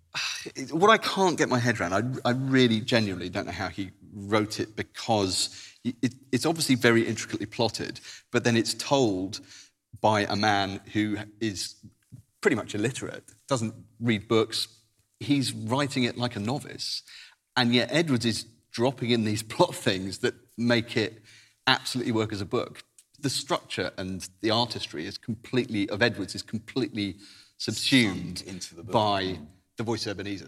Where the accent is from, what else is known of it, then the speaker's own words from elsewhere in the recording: Jersey; I grew up in Jersey